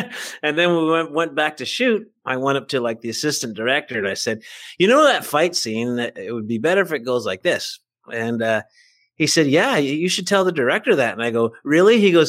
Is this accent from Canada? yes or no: yes; Vancouver, British Columbia, Canada; born there; I am. I was born in Vancouver, British Columbia.